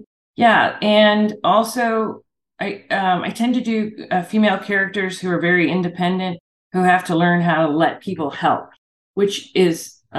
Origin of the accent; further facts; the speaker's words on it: Ireland; It's …. Good for you. And it's an Irish word. I'm Irish. And it's an Irish word for wealthy protector.